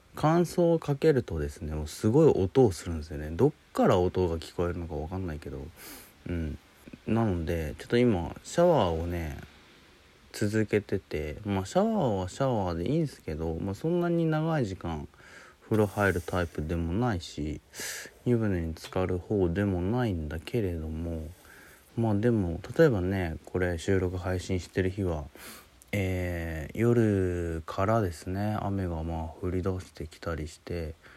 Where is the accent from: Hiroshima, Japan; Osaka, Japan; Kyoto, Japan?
Hiroshima, Japan; moved away; also born or lived in Tokyo; 東京にね、いたんだけど、実家広島に戻って